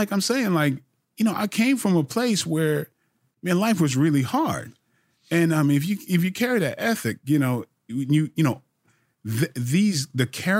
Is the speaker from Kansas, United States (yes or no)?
no; Brooklyn, New York, United States; also born or lived in Bridgeport, Connecticut; I grew up in Brooklyn, Bridgeport, Connecticut. So I've been on my own since I was 14.